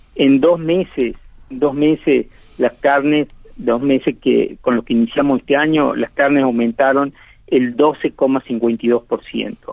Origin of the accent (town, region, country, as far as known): Argentina